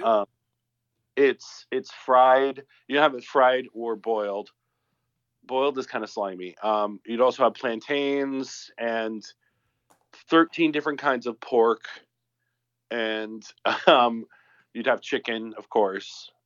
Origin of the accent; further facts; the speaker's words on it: the South, Southern United States, United States; moved away; Speaking as a Southerner